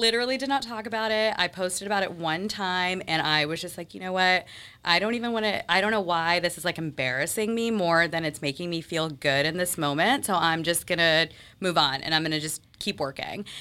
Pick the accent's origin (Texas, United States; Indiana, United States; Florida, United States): Texas, United States; moved away as an adult; also born or lived in Mississippi; now in Boston, United States; I moved to Texas when I was, I think, five or six, and I grew up there